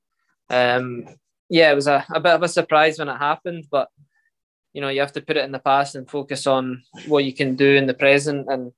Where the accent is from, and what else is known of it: Scotland, United Kingdom